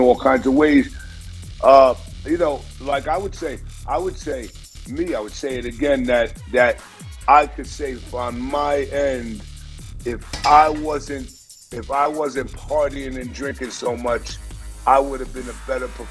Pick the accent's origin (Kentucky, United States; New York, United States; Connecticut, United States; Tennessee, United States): New York, United States; Westchester County; now in Durango, United States; I'm from Westchester County, New York